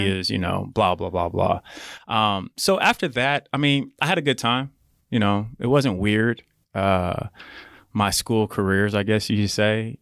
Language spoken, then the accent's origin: English; Edmond, Oklahoma, United States; growing up in Edmond, and I'm glad it happened at such a young age